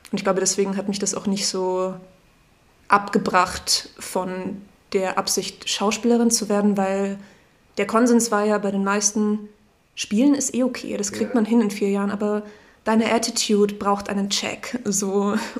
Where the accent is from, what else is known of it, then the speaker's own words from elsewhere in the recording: Salzburg, Austria; moved away as an adult; now in Memmingen, Germany; ich ähm, komme aus Salzburg in Österreich